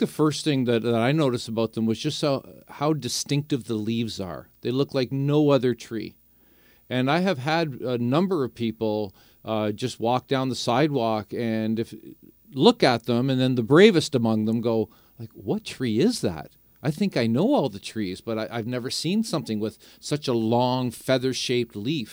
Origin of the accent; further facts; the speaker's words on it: St. Catharines, Ontario, Canada; I grew up in Saint Catharines.